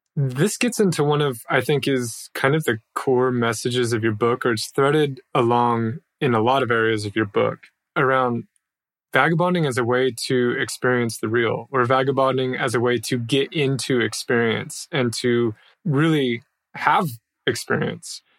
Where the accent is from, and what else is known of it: United States; moved away as an adult